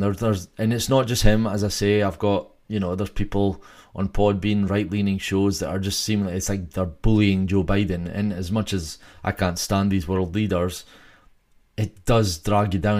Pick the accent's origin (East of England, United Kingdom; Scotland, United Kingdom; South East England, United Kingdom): Scotland, United Kingdom; I'm from Scotland